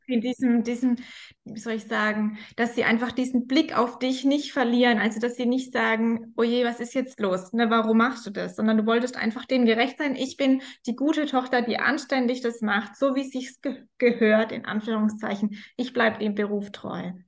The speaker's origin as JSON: {"language": "German", "area": "Rhein-Neckar-Kreis", "region": "Baden-Württemberg", "country": "Germany", "said": "ich komme aus dem Rhein-Neckar-Kreis, aus dem schönen"}